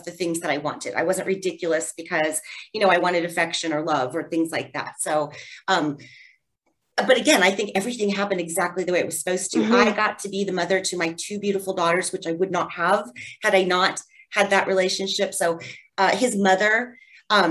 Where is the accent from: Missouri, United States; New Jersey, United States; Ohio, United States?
Ohio, United States; Wooster; I grew up in Worcester, Ohio, a small town